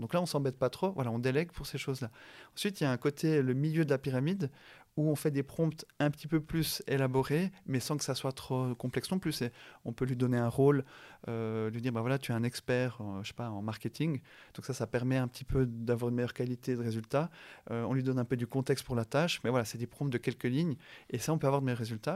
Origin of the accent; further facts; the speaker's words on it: La Chaux-de-Fonds, Neuchâtel, Switzerland; moved away; also born or lived in Yverdon / Lausanne / Geneva; né à La Chaux-de-Fonds, je vis à Yverdon, euh, à Lausanne et à Genève. Donc il n'y a pas plus Suisse que moi